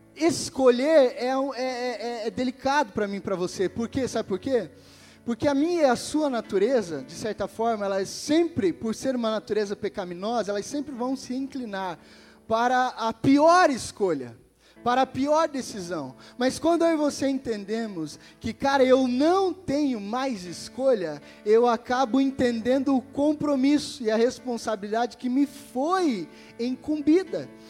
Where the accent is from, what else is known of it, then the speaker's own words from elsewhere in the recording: Brazil; nós como brasileiros